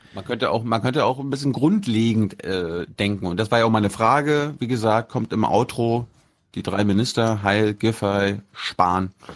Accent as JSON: {"language": "German", "region": "Mecklenburg-Vorpommern", "country": "Germany", "tie": "born or raised there", "said": "die Uniklinik Rostock die wichtigste, das wichtigste Krankenhaus in meinem, meinem Heimatland ist"}